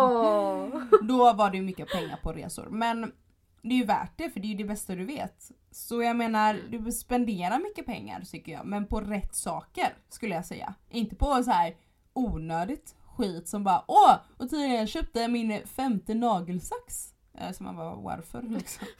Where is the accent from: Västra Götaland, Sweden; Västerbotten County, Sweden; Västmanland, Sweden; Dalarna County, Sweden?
Västra Götaland, Sweden; Gothenburg; jag kommer från Göteborg